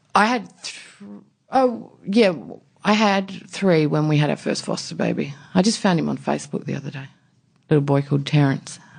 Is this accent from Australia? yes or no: yes; Warooka, South Australia, Australia; I grew up in a tiny country town in South Australia, um, near coastal town